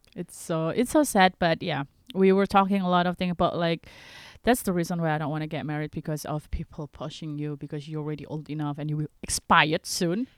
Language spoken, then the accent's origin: English; Indonesia; from Indonesia.